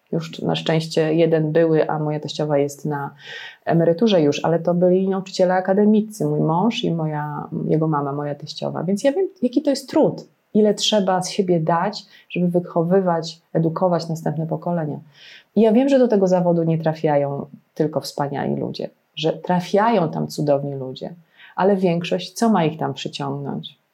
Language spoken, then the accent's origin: Polish; Legnica, Lower Silesian Voivodeship, Poland; jestem z Legnicy.